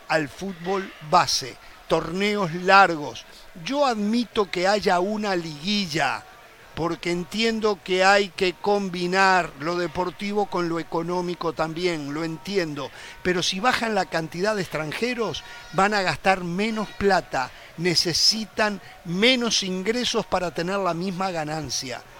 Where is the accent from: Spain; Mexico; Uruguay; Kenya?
Uruguay; somos uruguayos